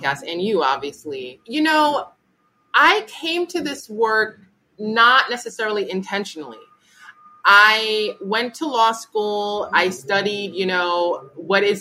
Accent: New York, United States; as a New Yorker

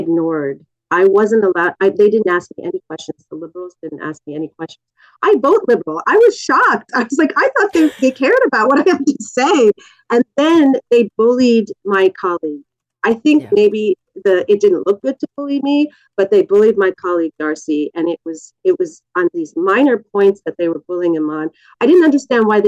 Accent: Canada; as a Canadian citizen

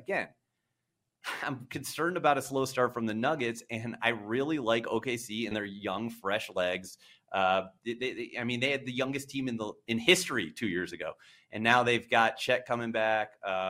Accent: Cleveland, Ohio, United States; I mean, I'm from Cleveland.

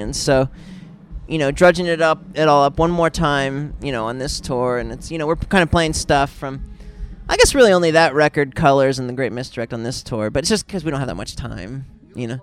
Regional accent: Pennsylvania, United States; I grew up in Pennsylvania, but like you know, just an hour or so west of Cleveland.

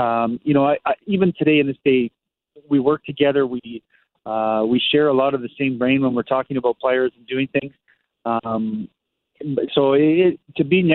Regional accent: Canada; moved away as an adult; also born or lived in Germany; now in Costa Mesa, United States; I'm Canadian

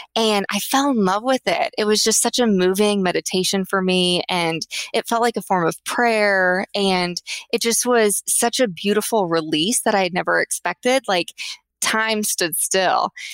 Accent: Tulsa, Oklahoma, United States; I grew up in Tulsa, Oklahoma.

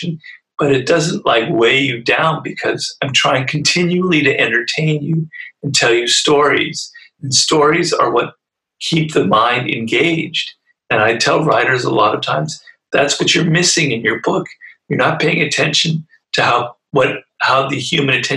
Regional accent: Los Angeles, California, United States; I come from Los Angeles

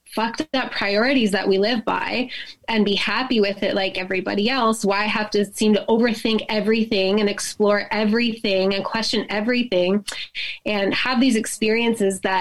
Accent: Canada; I'm from Canada

